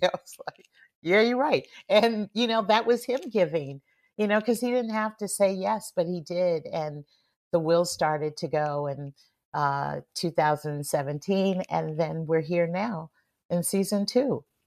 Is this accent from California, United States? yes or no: yes; San Francisco, California, United States; growing up in San Francisco